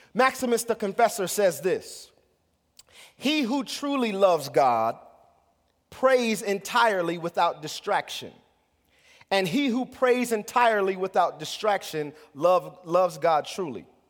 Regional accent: United States; as American Christians

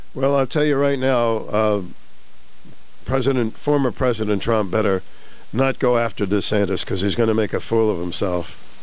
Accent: Boston, Massachusetts, United States; moved away; Where I grew up in Boston, we had the Combat Zone.

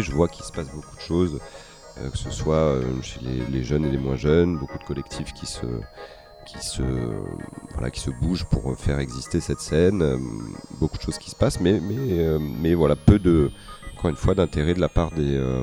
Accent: Paris region, Île-de-France, France; moved away as an adult; now in Marseille, France; je suis né euh, dans la cité phocéenne, même si j'ai passé une bonne partie de ma vie euh, à Paris, en région parisienne en tout cas.

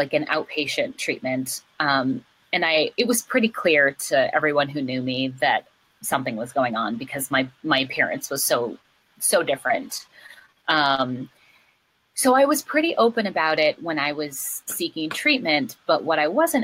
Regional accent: Minneapolis–Saint Paul, Minnesota, United States; moved away; In Minnesota. In the Twin Cities

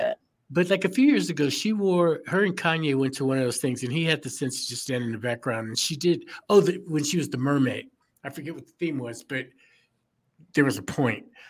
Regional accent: Chicago, Illinois, United States; I'm from Chicago

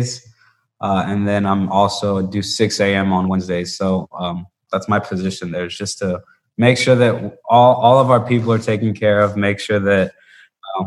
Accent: Bogota, Colombia; I'm from Colombia, from Bogota, Colombia.

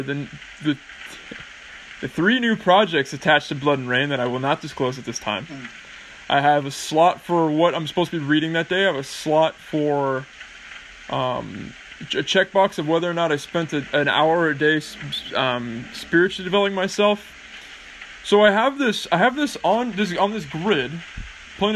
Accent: California, United States; now in England; when I moved to England and they found out I was from California

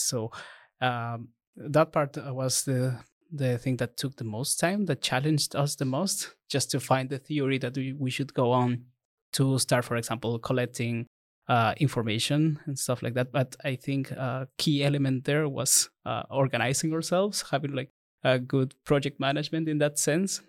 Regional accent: Ecuador; moved away; I'm from Ecuador

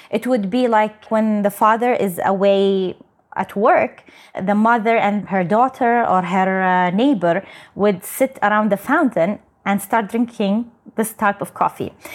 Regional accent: Saudi Arabia; I'm from Saudi Arabia. So I'm the first Saudi to represent uh, my country

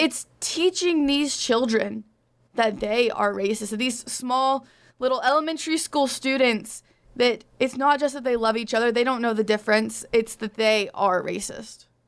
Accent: Arkansas, United States; my home state of Arkansas

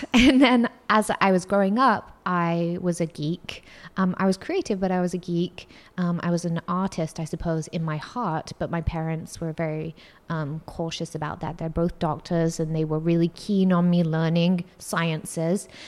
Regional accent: Singapore; Um, I grew up in Singapore.

